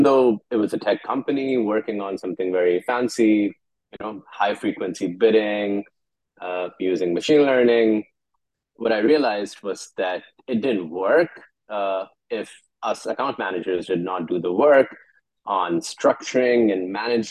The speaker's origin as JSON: {"language": "English", "town": "Karachi", "region": "Sindh", "country": "Pakistan", "said": "I'm from Karachi"}